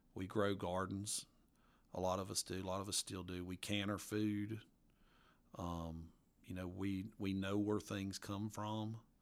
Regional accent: Appalachia, United States; accent: mountain accent; my mountain accent

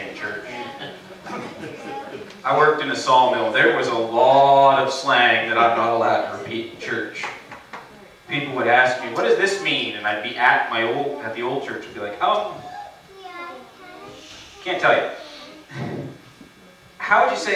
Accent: Lower Sackville, Nova Scotia, Canada; I grew up in Lower Sackville in Halifax area.

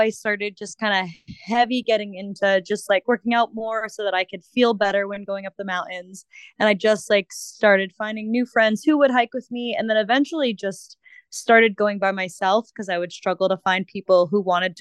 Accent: Massachusetts, United States; moved away; I grew up in Massachusetts. I lived there for pretty much most of my life.

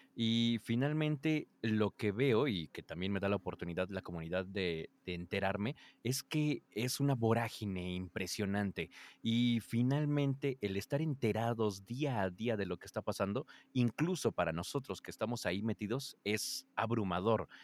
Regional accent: Mexico City, Mexico; soy de la Ciudad de México

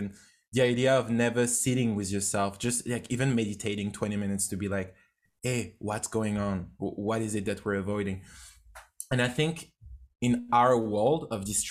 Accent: France; English is a second language; moved away as an adult; also born or lived in United States / Canada; I grew up in France. It was, I was not really not doing great at school

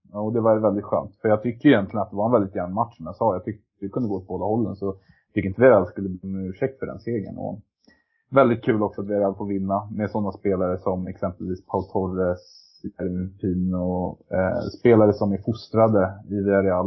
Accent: Sweden; now in Norway; jag var svensk

